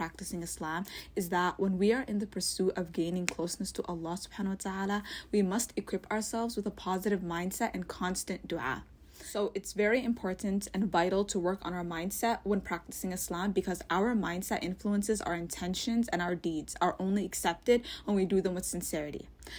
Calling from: Toronto, Ontario, Canada; I'm a listener from Toronto.

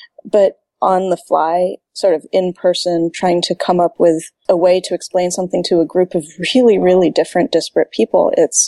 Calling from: Santa Monica, California, United States; Hello from Santa Monica.

